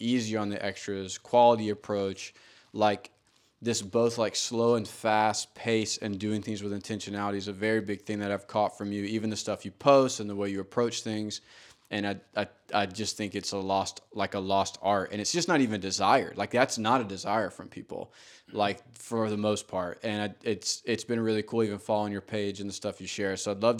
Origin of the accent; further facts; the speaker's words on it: Georgia, United States; I mean, you know, I grew up in Georgia. Like, I mean, there's not going to outlaw any manuals in Georgia anytime soon.